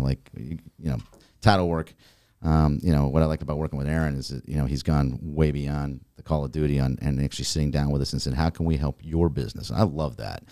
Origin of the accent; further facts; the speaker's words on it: Naples, Florida, United States; I grew up in Naples. Um, been here for over forty years